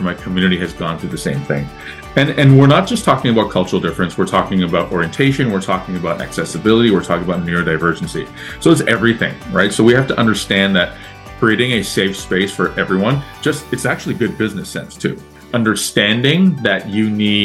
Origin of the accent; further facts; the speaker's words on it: Toronto, Ontario, Canada; I'm born and raised in Toronto. I'm a Canadian